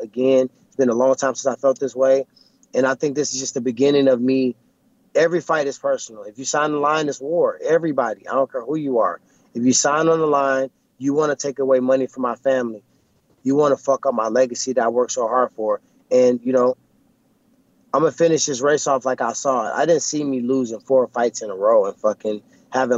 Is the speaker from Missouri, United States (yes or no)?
yes; St. Louis, Missouri, United States; I'm from St. Louis